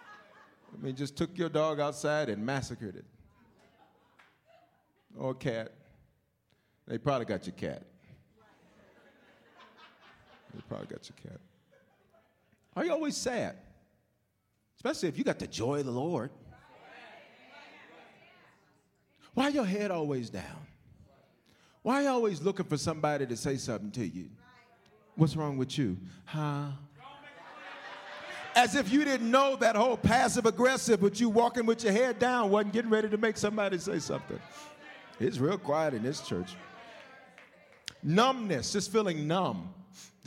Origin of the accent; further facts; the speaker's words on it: the South, United States; moved away; When I grew up in the South